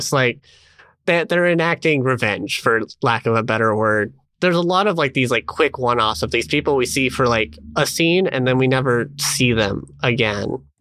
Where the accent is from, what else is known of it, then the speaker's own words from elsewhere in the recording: United States; I mean, I am an American, and I was just like, is Oakland really that that far?